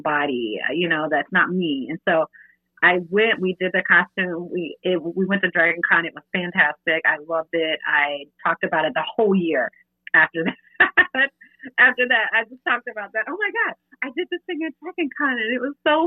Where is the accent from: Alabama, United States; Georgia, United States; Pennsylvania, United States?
Georgia, United States; Augusta; We're both from Augusta, Georgia, and we both went to the same high school.